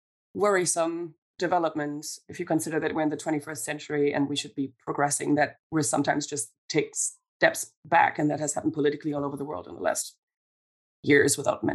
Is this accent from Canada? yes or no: no; Germany; now in Scotland, United Kingdom; I'm from Germany